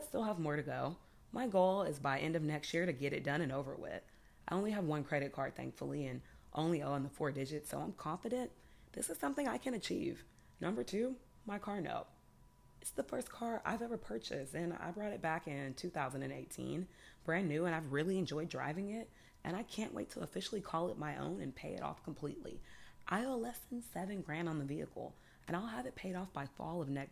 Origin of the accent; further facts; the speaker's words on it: Houston, Texas, United States; moved away; I'm from Houston